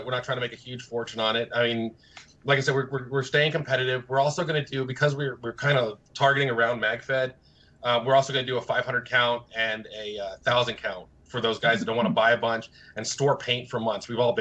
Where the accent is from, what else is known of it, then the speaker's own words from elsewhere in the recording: Florida, United States; also born or lived in New Jersey / New York / California; Right now I'm in Florida. I was born in Jersey, New York. Moved to Florida when I was little, and then I was in California for way too long, and then back to Florida